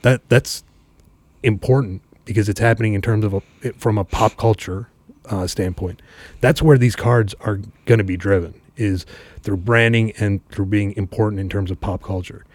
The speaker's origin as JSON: {"language": "English", "town": "Chicago", "region": "Illinois", "country": "United States", "tie": "born or raised there", "said": "I grew up in Chicago"}